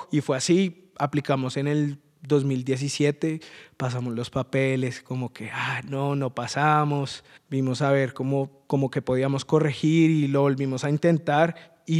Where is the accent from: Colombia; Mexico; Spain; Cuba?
Colombia; Bogotá; como músico bogotano